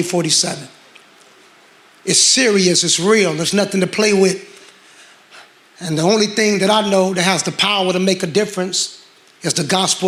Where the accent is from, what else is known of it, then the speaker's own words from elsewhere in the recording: Gary, Indiana, United States; I'm from Gary, Indiana.